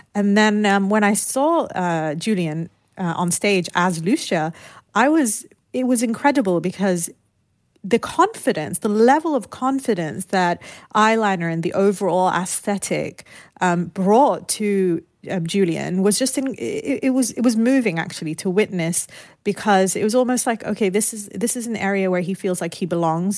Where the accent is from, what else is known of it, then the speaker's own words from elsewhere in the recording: United Kingdom; growing up in the United Kingdom, my parents had moved there during the Lebanese Civil War.